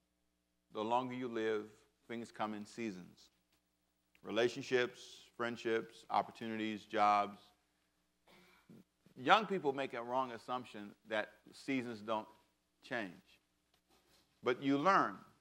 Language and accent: English; Los Angeles, California, United States; moved away as an adult; now in Savannah, United States; I was born in Savannah but raised in Los Angeles